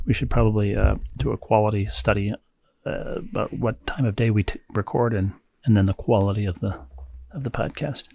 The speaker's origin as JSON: {"language": "English", "region": "New York metropolitan area", "country": "United States", "tie": "born or raised there", "said": "a Jewish kid growing up in the New York metropolitan area"}